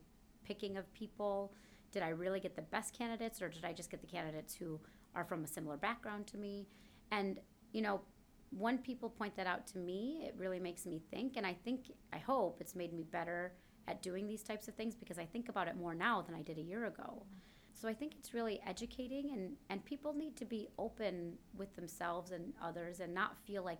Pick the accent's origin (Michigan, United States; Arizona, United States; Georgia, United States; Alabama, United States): Michigan, United States; Kalamazoo; moved away; I came from Kalamazoo, Michigan.